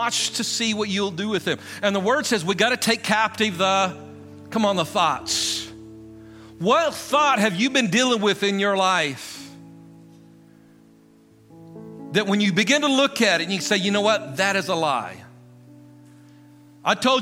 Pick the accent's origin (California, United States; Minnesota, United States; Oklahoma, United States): Oklahoma, United States; Guymon; I come from Guymon, Oklahoma. That's my natural identity